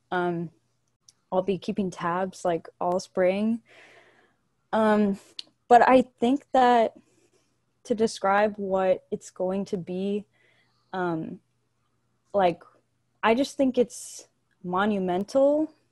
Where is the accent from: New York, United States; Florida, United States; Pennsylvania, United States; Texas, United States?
Texas, United States; Bulverde; moved away as an adult; now in San Marcos, United States; I'm from a little town right north of San Antonio called Bull Verde